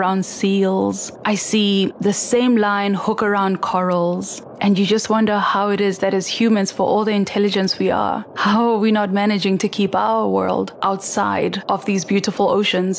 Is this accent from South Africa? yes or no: yes; Soweto, Gauteng, South Africa; I come from Soweto and I've always lived in a landlocked area